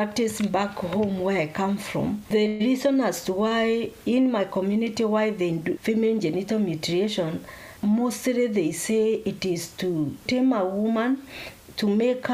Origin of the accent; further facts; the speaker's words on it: Kenya; moved away as an adult; also born or lived in Slough, United Kingdom; now in Nottingham, United Kingdom; I came in this country 6 years ago. I come from Kenya